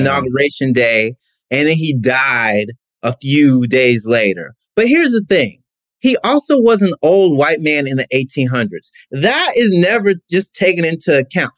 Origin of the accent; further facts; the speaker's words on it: Mississippi, United States; I'm from Mississippi. Like Southern